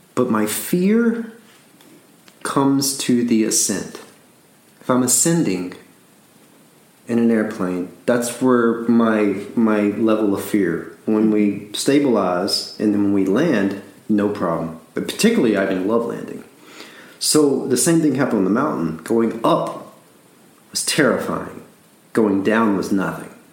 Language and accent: English; Alabama, United States; I'm from Alabama.